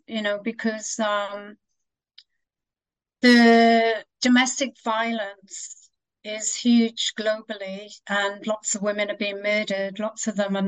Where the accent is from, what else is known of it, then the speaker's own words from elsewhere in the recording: Wales, United Kingdom; I was born in Wales